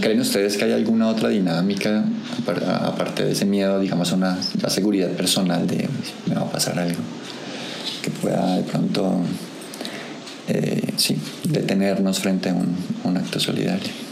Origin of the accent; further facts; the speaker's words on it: Colombia; colombiano, digamos nosotros, o como latinos también